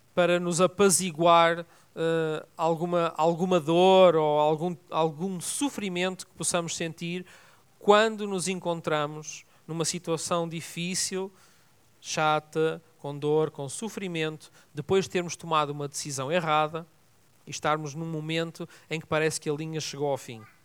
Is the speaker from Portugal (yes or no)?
yes; Vila Nova de Gaia, Norte, Portugal; also born or lived in Lisbon; estava numa piscina lá em Vila Nova de Gaia, onde eu fui educado. Nasci em Lisboa, mas fui educado lá em cima